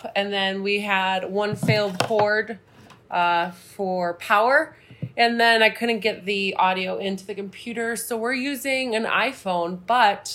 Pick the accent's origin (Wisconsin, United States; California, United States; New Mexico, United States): Wisconsin, United States; now in Great Falls, United States; from Wisconsin, where I am from